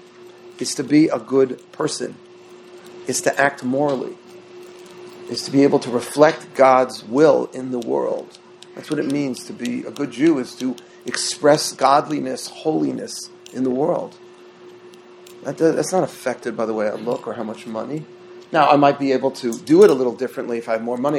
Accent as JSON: {"language": "English", "town": "New York City", "region": "New York", "country": "United States", "tie": "born or raised there", "said": "I grew up in Queens, New York, in the 70s."}